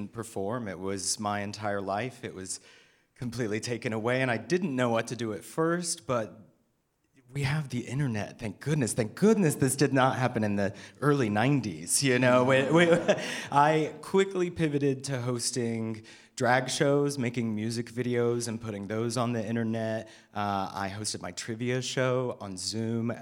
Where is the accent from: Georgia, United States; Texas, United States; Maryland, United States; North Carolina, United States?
North Carolina, United States; now in Seattle, United States; I am not originally from Seattle. I'm from a farm town in North Carolina. And I moved here